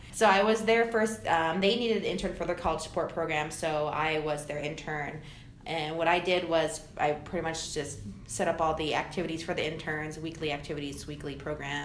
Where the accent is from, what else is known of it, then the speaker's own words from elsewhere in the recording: Anchorage, Alaska, United States; being raised in Alaska. I mean, I was raised here in Anchorage